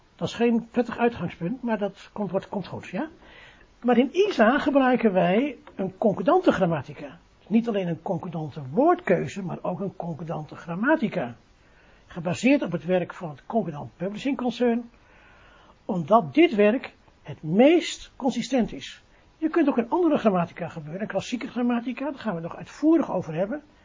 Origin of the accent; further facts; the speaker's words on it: Netherlands; we zijn Nederlanders, we zijn geen Engelsen